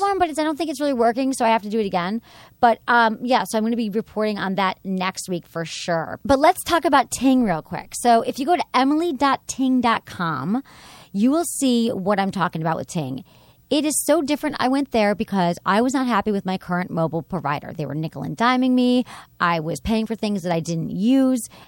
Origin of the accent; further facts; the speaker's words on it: Michigan, United States; I'm from Michigan